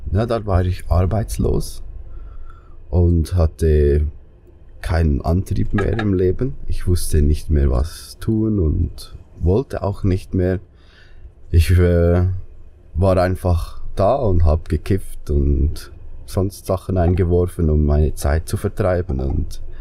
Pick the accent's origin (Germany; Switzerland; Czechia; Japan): Switzerland; Glarus; now in Solothurn, Switzerland; Ich komme aus Glarus. Das ist äh, ein sehr kleiner Kanton in der Schweiz